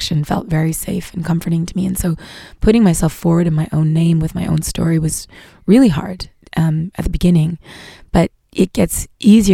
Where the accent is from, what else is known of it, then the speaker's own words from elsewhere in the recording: Montreal, Quebec, Canada; now in United States; as a Canadian, as a Quebecoise, as a Montréalaise when I go there. It brought up a lot of my own history in Montreal